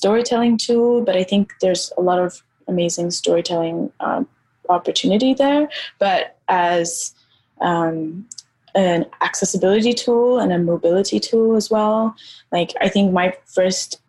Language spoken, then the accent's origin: English; Nairobi, Kenya; I grew up in Nairobi. I grew up in Kenya.